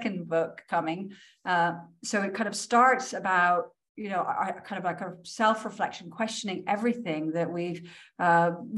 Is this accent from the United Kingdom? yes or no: yes; Scotland, United Kingdom; moved away; also born or lived in New York City; I grew up in Scotland at a time when you weren't taught about the Highland Clearances